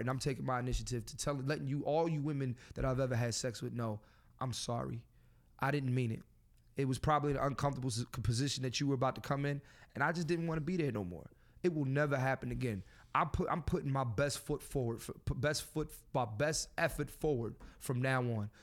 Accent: Philadelphia, Pennsylvania, United States; I'm from Philadelphia

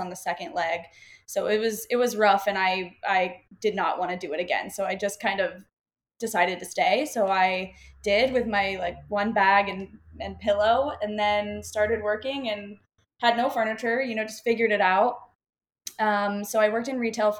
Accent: Florida, United States; moved away as an adult; now in Austin, United States; I'm from Florida, grew up in Florida

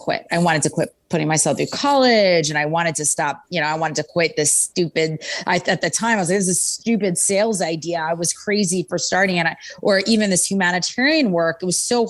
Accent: Princeton, New Jersey, United States; also born or lived in California; I'm about ready to start high school back in Princeton, New Jersey

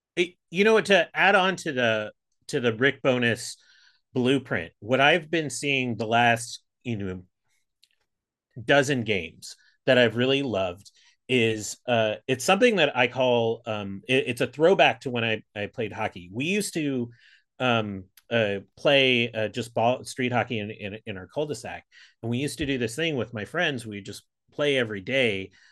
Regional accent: Pittsburgh, Pennsylvania, United States; also born or lived in Buffalo, New York; now in San Francisco, United States; I really grew up outside of Pittsburgh

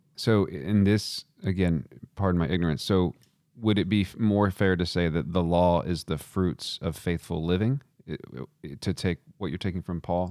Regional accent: Texas, United States; I'm from Texas

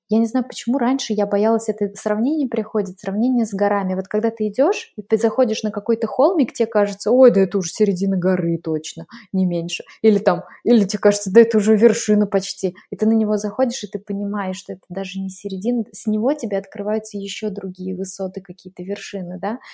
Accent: Glazov, Udmurtia, Russia; moved away as an adult; also born or lived in Moscow, Russia; now in Lake Garda, Italy; я в 2005 так уехала, и э, из Глазова в Москву, а в 2015 из Москвы вот сюда, на Гар

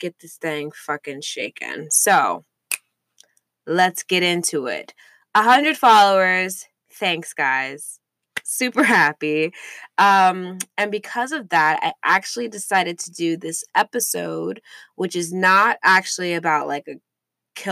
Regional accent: St. Louis, Missouri, United States; I grew up in St. Louis, Missouri

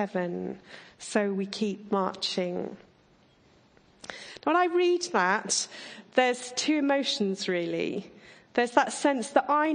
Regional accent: Surrey, South East England, United Kingdom; I grew up in Surrey

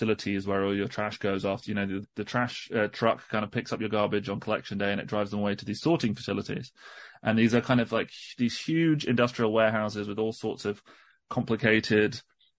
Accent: England, United Kingdom; As you can probably hear, I'm British. I'm an English journalist based in the UK.

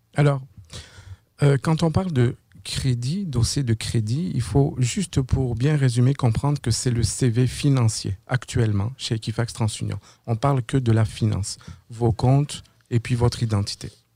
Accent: France; moved away as an adult; now in Quebec, Canada; je suis euh, au Québec depuis l'année 2009. Je viens de France.

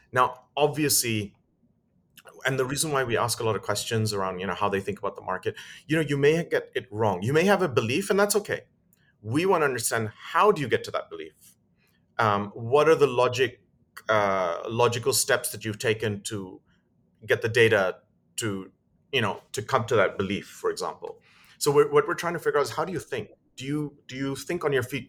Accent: United Kingdom; moved away; also born or lived in Dubai; I'm British and my wife is German.

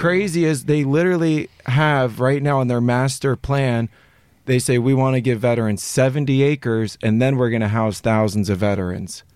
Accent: Los Angeles, California, United States; born and raised in Los Angeles, I went to a private school.

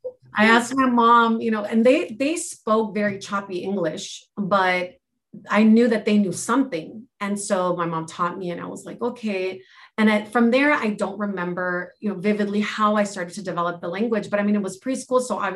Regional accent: United States; first language Spanish; English is a second language; And so growing up in America was very interesting because I did not realize that I came from an immigrant family initially. I knew that I spoke Spanish. So, you know, obviously the ages 1 through 4, I was speaking Spanish.

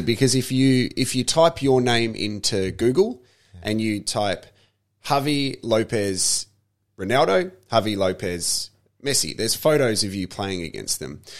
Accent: Australia; we as Australians

